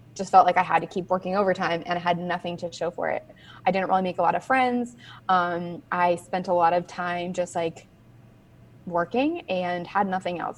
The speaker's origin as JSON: {"language": "English", "region": "Southern California", "country": "United States", "tie": "born or raised there", "moved": "as an adult", "lives_now": "North Carolina, United States", "said": "I am from Southern California. I lived there for 26 years"}